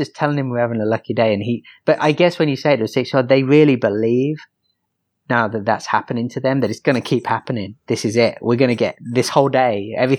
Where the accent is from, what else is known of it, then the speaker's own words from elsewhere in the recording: England, United Kingdom; moved away; I'm English, man.